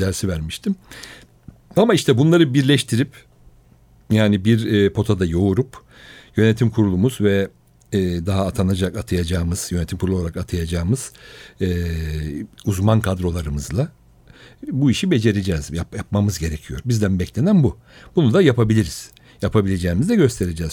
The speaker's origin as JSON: {"language": "Turkish", "region": "Istanbul", "country": "Turkey", "tie": "born or raised there", "also_born_or_lived": "Rize / Berlin", "said": "Üsküdar doğumluyum ben. Aslen Rizeliyim."}